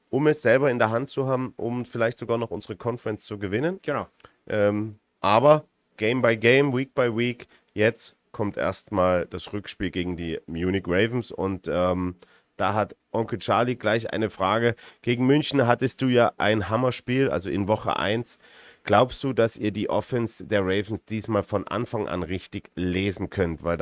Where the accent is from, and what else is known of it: Vienna, Austria; moved away as an adult; now in Tyrol, Austria